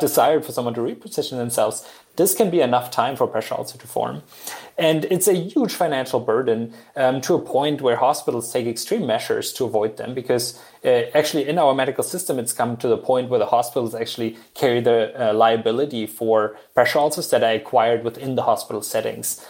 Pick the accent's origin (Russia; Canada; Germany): Germany; moved away as an adult; also born or lived in Utah, United States; now in Austin, United States; I'm from Germany